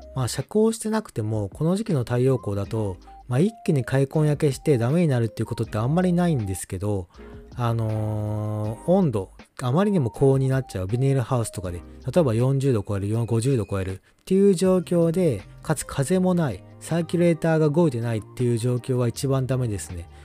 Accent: Kansai, Japan; moved away; やっぱ地元が関西なんで

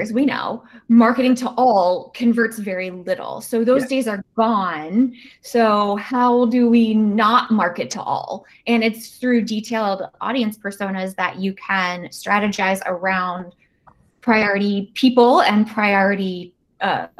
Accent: Virginia, United States; my home state of Virginia

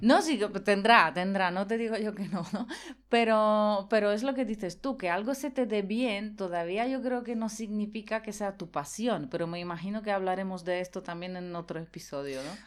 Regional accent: Poland; moved away; yo me crié en Polonia

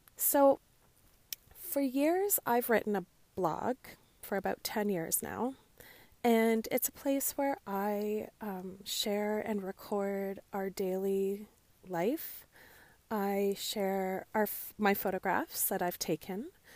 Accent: Canada; Growing up as a Canadian girl, I often listened to the C B C

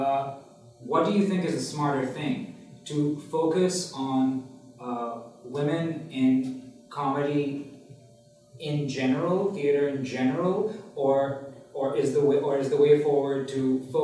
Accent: Pakistan; I'm from Pakistan

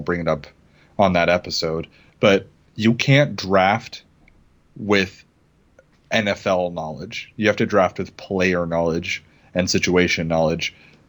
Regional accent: Seattle, Washington, United States; I'm from Seattle.

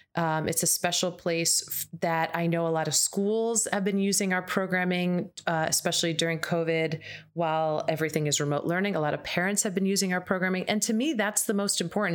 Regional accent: United States; as an American

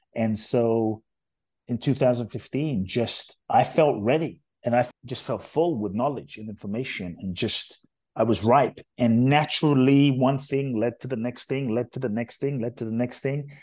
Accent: London, United Kingdom; born or raised there; also born or lived in Ghana; now in United States

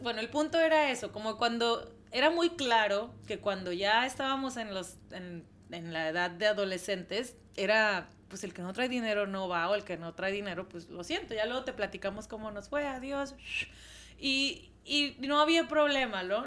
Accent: Mexico; de México

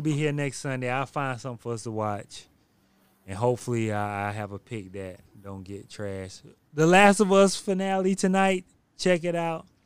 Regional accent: South Carolina, United States; I'm from South Carolina.

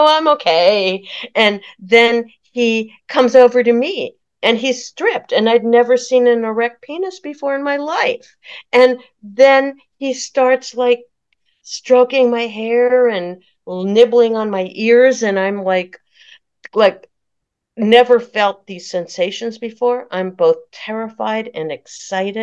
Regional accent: Palo Alto, California, United States; I was born in Palo Alto, suburb of San Francisco, where Stanford University is

